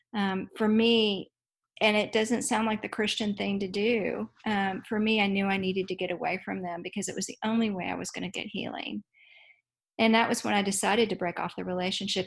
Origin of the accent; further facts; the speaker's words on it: Dallas, Texas, United States; I grew up in Dallas, Texas